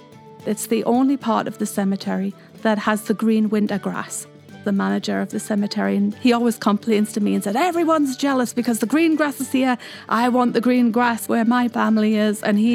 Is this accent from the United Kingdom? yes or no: yes; Newcastle upon Tyne, North East England, United Kingdom; accent: Geordie; now in Mesa, United States; I'm actually from Newcastle-upon-Tyne, which is on the border of Scotland. So I'm called Geordie. That's my accent. It's Geordie accent.